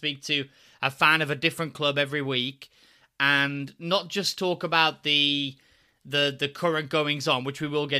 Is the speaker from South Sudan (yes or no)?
no; Midlands, United Kingdom; I'm from the Midlands myself